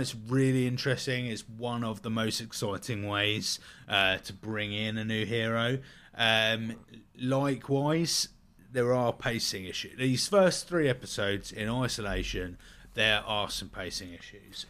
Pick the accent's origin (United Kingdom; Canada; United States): United Kingdom; we're both British, so we're getting that kind of British humour